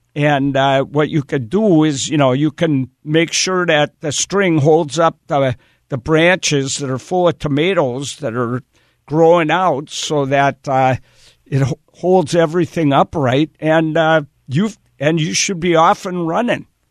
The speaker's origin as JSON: {"language": "English", "region": "Wisconsin", "country": "United States", "tie": "born or raised there", "said": "I grew up in Wisconsin"}